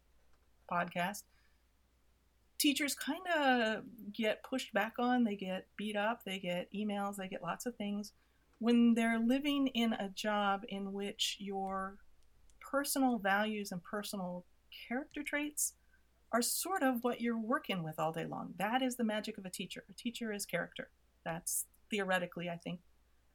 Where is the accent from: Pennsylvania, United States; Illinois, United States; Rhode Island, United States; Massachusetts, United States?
Illinois, United States; moved away as an adult; also born or lived in Minnesota; now in California, United States; I grew up in Illinois in the Rust Belt, absolute Rust Belt.